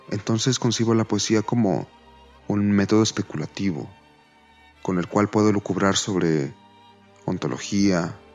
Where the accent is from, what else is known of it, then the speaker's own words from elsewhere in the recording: Mexico City, Mexico; Nací hace 26 años en la Ciudad de México y vivo aquí desde entonces.